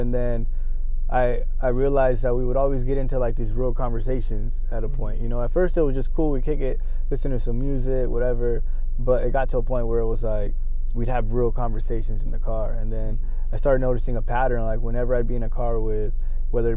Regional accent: Othello, Washington, United States; also born or lived in Los Angeles, California / Pasco, Washington; I'm from Othello, Washington. I was born in Los Angeles originally, but, you know, did a lot of moving around. I actually used to live in Pasco

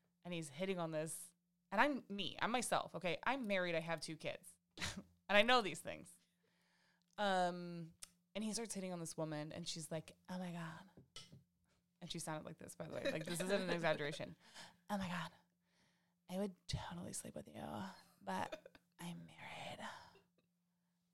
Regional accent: Midwest, United States; we're from the Midwest

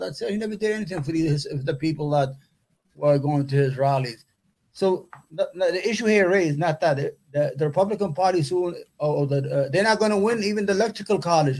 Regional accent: New York City, New York, United States; also born or lived in Yemen; I'm from New York, grew up in New York, still live in New York, love New York

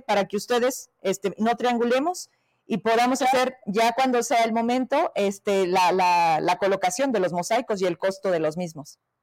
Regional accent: Fresnillo, Zacatecas, Mexico; yo que soy de Fresnillo

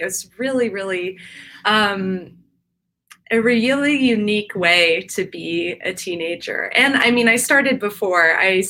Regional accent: East Coast, United States; But I grew up on the East Coast, and a lot of the places that I grew up in, the predominant discipline of riding was English and specifically show jumping.

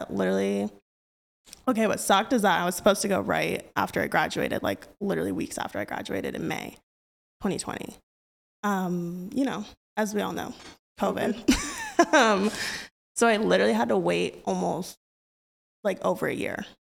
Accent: Bakersfield, California, United States; moved away as an adult; now in Kansas City, United States; I'm literally from Bakersfield, California, 661, baby, which is, like, such a, it's, like, not too different from here, so I think it's funny, like, since I grew up there, they made, like, the transition here pretty easy, because I'm used to, like, this environment

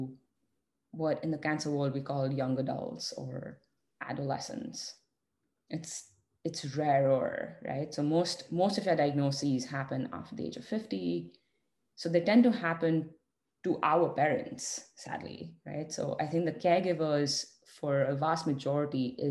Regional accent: India; us being Indian and having the privilege of growing up in the Indian family

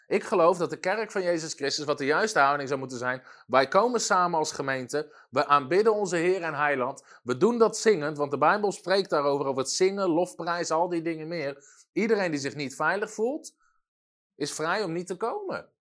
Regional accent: Netherlands; als Nederlanders zijn we dat niet gewend

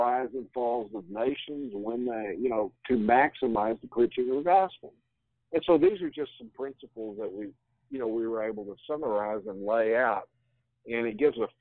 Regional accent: United States; as an American

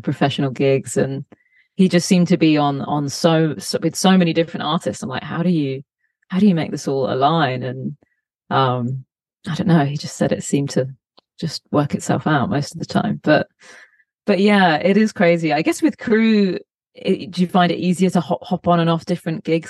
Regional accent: Cambridgeshire, East of England, United Kingdom; moved away as an adult; also born or lived in London; now in Los Angeles, United States; grew up in Cambridgeshire in a, in a you know decently sized town

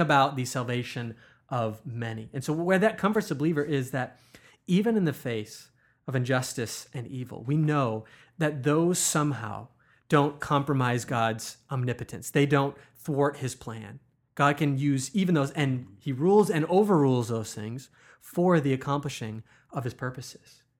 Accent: United States; as American Christians

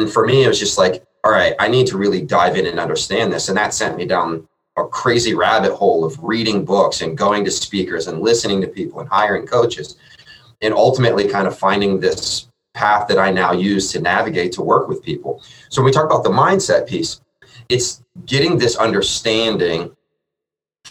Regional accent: Columbus, Ohio, United States; I am born and raised in Columbus

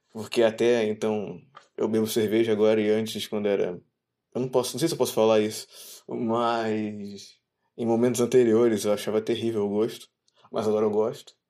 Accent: Brazil; sendo brasileiro

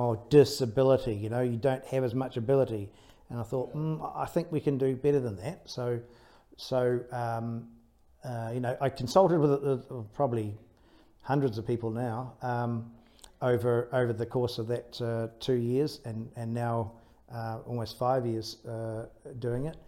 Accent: Taranaki, New Zealand; I was brought up in Taranaki, so brought up by the sea.

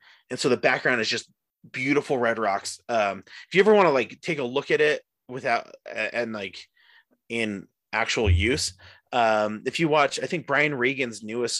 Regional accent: St. George, Utah, United States; And then we grew up in St. George. It's what it is.

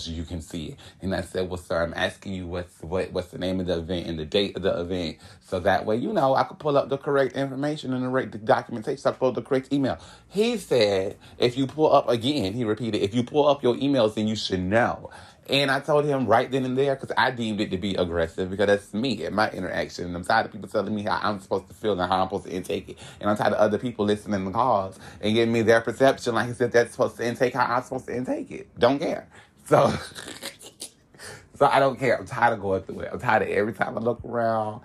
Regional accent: Hollywood, Florida, United States; I am from Hollywood, Florida, and I was born April 19th

